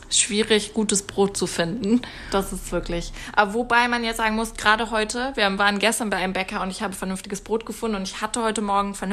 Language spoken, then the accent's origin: German; Germany; now in Canada; ich bin auch hier, ähm, ich komme auch aus Deutschland